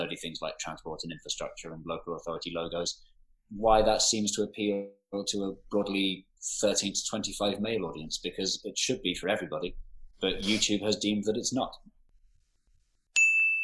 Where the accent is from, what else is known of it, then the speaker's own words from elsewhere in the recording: London, United Kingdom; growing up in Northwest London